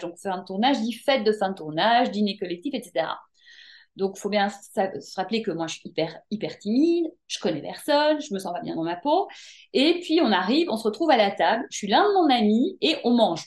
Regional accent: Brussels, Brussels-Capital Region, Belgium; moved away as an adult; also born or lived in Paris, France; now in France; je suis née en Belgique, à Bruxelles. J'ai grandi là-bas, j'ai fait mes études là-bas.

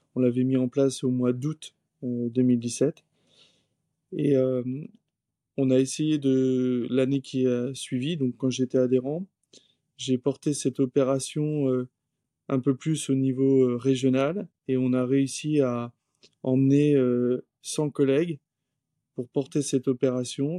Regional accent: Saint-Malo, Brittany, France; now in Granville, France; j'ai grandi à Saint-Malo et actuellement je vis à Granville

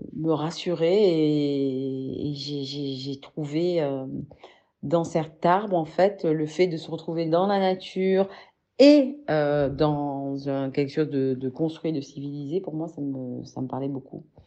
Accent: Marseille, Provence-Alpes-Côte d'Azur, France; also born or lived in Congo-Brazzaville / Paris / French Guiana; now in Arles, France; je suis née à Marseille où j'ai grandi

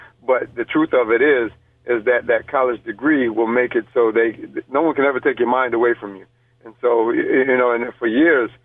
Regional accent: Rochester, New York, United States; I am born and raised in Rochester, New York.

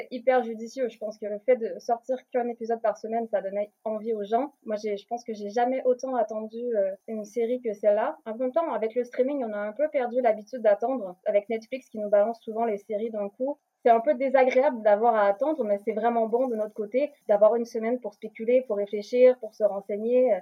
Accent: Quebec, Canada; moved away as an adult; now in Paris, France; Je suis québécoise, mais j'habite à Paris depuis bientôt 6 ans

